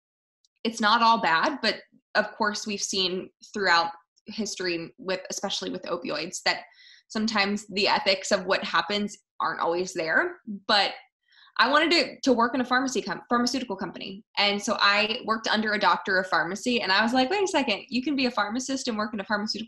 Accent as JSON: {"language": "English", "area": "outside of Philadelphia", "region": "Pennsylvania", "country": "United States", "tie": "born or raised there", "said": "I grew up outside of Philadelphia"}